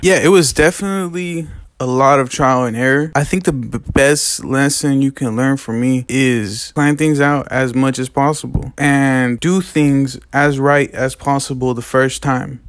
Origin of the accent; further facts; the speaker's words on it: Lamont, California, United States; Growing up in Lamont is a really funny thing